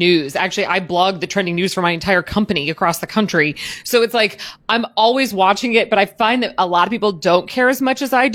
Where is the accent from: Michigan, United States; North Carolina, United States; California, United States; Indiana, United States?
Indiana, United States; Southern; I grew up in Southern Indiana